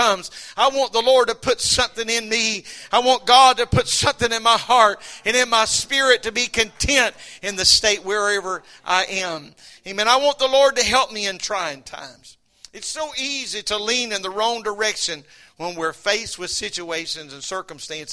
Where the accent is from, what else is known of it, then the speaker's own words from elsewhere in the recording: United States; I'm glad I'm an American